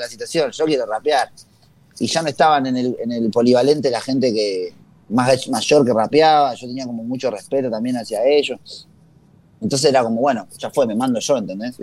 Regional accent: Tucumán, Argentina; moved away; yo crecí en Tucumán, eh, toda mi familia es de Tucumán

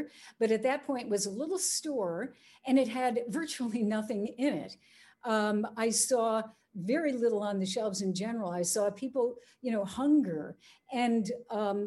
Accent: United States; as a Westerner, as an American

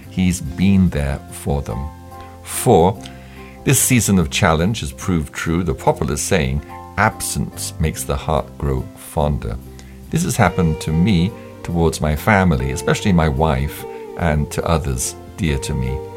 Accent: Kogi, Nigeria; from Kogi State, Nigeria, of the Ebira tribe.

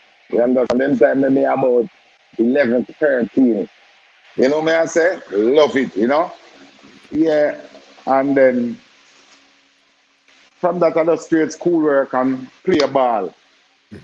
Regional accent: Kingston, Jamaica; also born or lived in Pineland / Balaclava; I grew up in Nannyville. That's on Mountain View. But I born in Almanton, but I grew up in Nannyville and Pineland.

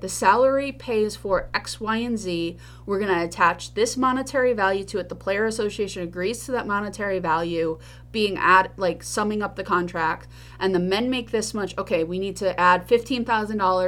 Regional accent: New York, United States; I am a New Yorker.

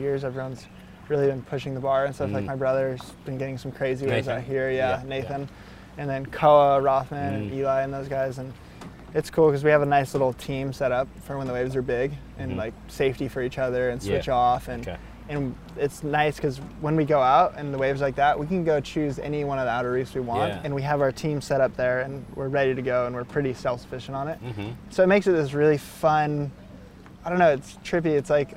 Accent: Hawaii, United States; growing up in Hawaii, you're kind of just born into it

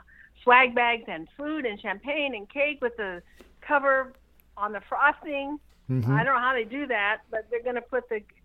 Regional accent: United States; like many Americans, I'm half Irish

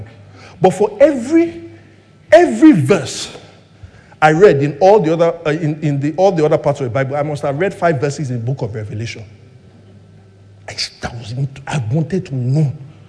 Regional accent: Lagos, Nigeria; I grew up in Surulere, right, in the 80s and 90s

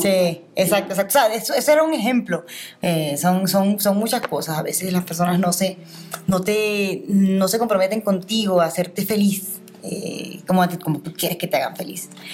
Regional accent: Venezuela; yo soy venezolana

